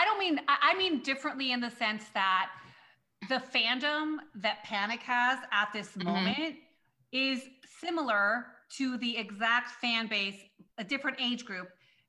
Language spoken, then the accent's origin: English; Long Beach, California, United States; cause I'm from Long Beach, right? Like I'm from Long Beach, California.